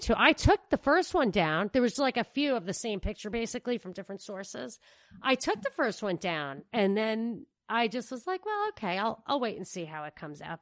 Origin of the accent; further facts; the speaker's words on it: New York, United States; when I was growing up in New York